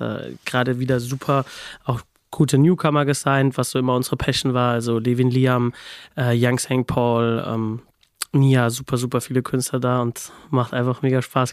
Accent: Babenhausen, Hesse, Germany; aus der Nähe von Aschaffenburg, also zwischen Aschaffenburg und Darmstadt, was wiederum so 20, 30 Minuten aus Frankfurt entfernt ist, in einem kleinen Ort namens Babenhausen.

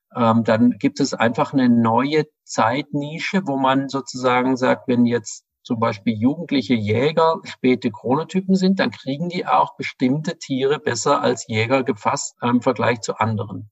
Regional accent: Ravensburg, Baden-Württemberg, Germany; moved away as an adult; now in Berlin, Germany; Ich komme aus Süddeutschland und wollte da weg aus der relativ kleinen, aber schönen Stadt Ravensburg

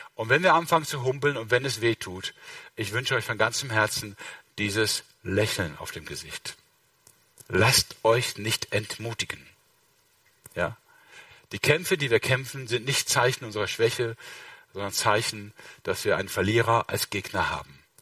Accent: Mönchengladbach, North Rhine-Westphalia, Germany; Ich komme aus Mönchengladbach

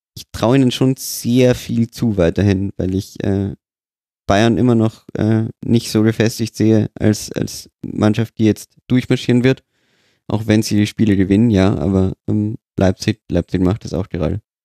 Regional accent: Austria; als Österreicher.

